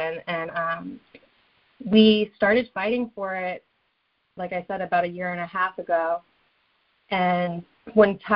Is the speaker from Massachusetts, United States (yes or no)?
yes; Cape Cod, Massachusetts, United States; also born or lived in Norwood, Massachusetts; So I grew up mostly on Cape Cod.